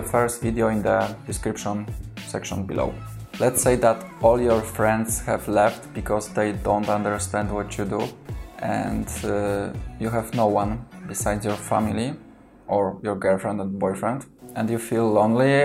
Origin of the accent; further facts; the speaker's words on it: Kraków, Lesser Poland, Poland; first language Polish; English is a second language; because I'm from Kraków